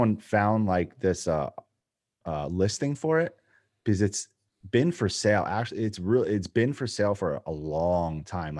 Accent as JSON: {"language": "English", "town": "Poughkeepsie", "region": "New York", "country": "United States", "tie": "born or raised there", "said": "So yeah, it's very small."}